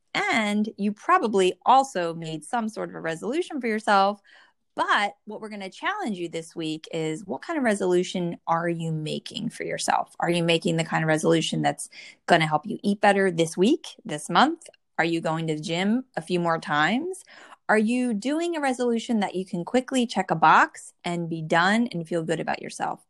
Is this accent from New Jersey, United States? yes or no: yes; New Jersey, United States; born or raised there